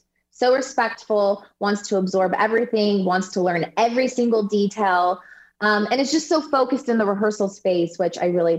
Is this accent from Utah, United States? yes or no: yes; Utah, United States; moved away; also born or lived in California; I was born in California, so I consider myself a California girl, but I was raised and did my dance training in Utah with the Huffs, with Chelsea Hightower. We all come from that same little studio in Utah.